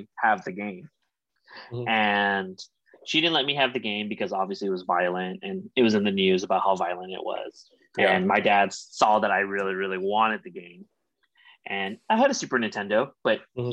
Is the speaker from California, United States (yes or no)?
yes; Pico Rivera, California, United States; I grew up in Pico